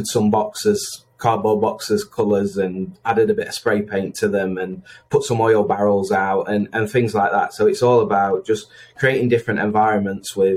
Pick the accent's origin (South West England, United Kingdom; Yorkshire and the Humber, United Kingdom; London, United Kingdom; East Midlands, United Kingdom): East Midlands, United Kingdom; Chesterfield; I'm from Chesterfield, big town, amazing town, big club, big football team.